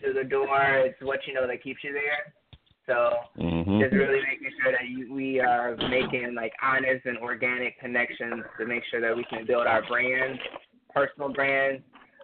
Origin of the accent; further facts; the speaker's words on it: Detroit, Michigan, United States; growing up in Detroit